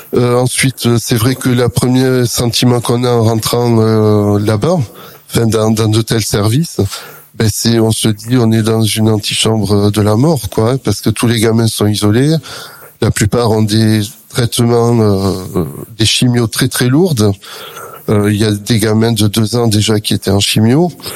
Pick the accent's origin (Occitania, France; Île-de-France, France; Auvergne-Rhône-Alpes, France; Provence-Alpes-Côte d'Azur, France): Occitania, France; Perpignan; je suis originaire de Perpignan